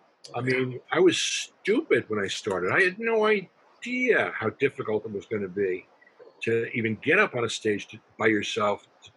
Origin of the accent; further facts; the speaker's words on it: Brooklyn, New York, United States; I said, I'm from Brooklyn. I write for the part.